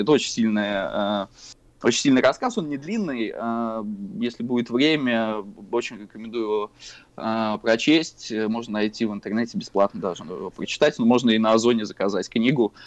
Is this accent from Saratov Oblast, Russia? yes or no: yes; Saratov, Saratov Oblast, Russia; мы ходили после школы э, в городе Саратове на набережную космонавтов, и там был а, киберклуб